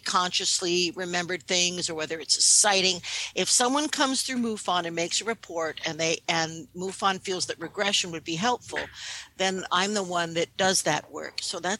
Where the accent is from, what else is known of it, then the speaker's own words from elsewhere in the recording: New York City, New York, United States; I have dual citizenship. I was born in New York City. I grew up in New York. So I'm really an American emotionally.